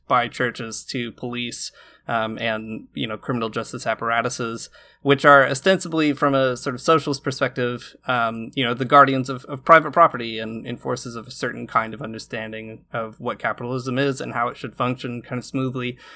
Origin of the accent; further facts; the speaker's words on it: rural Michigan, United States; my hometown, which is, like, a really rural part of Michigan